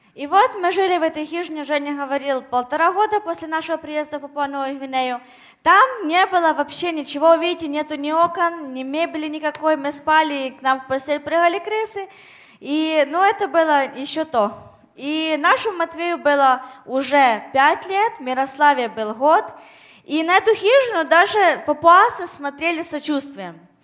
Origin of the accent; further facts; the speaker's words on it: Ukraine; moved away; я с Украины